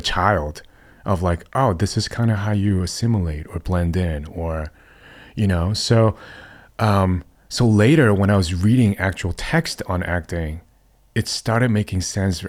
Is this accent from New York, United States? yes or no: yes; New York City, New York, United States; moved away as an adult; I grew up in New York City